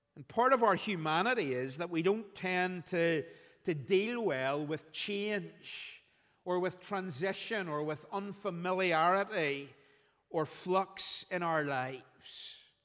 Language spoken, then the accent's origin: English; Belfast, Northern Ireland, United Kingdom; When I was growing up, Phil and I were, were growing up in Belfast